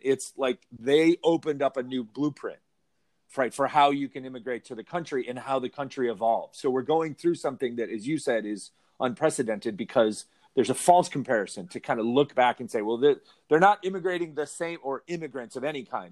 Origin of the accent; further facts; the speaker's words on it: Chicago, Illinois, United States; also born or lived in Arizona; now in California, United States; I'm not from here originally. I'm from Chicago, and then I lived in Arizona